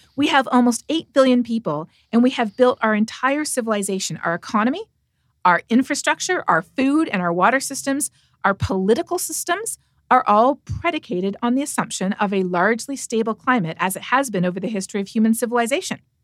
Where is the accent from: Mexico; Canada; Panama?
Canada; I'm from Canada